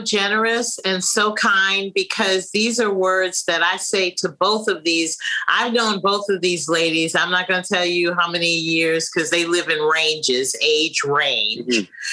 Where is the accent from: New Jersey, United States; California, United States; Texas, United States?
California, United States; San Francisco; moved away as an adult; now in New York City, United States; Growing up in San Francisco, California, dreaming of being in the entertainment business was just that a dream.